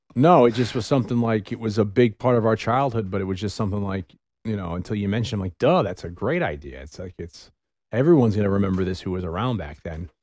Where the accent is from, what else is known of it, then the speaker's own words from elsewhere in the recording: Bronxville, New York, United States; my hometown of Bronxville here